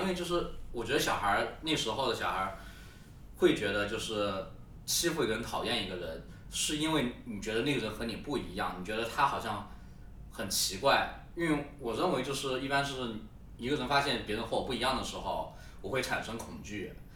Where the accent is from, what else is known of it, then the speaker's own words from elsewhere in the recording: Yunnan, China; 我们云南话叫“看蚂蚁”